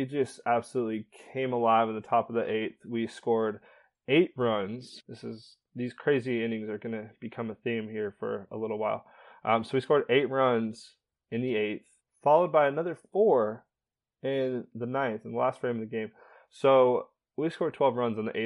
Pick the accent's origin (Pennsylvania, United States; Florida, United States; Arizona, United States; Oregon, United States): Arizona, United States; also born or lived in Eastern Carolina; now in North Carolina, United States; I'm from Arizona